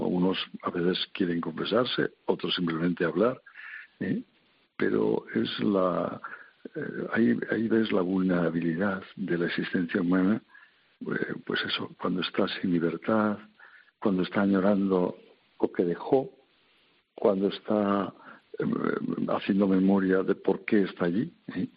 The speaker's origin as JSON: {"language": "Spanish", "town": "Santoña", "region": "Cantabria", "country": "Spain", "tie": "born or raised there", "moved": "yes", "said": "allá en mi tierra, en en la villa de Santoña"}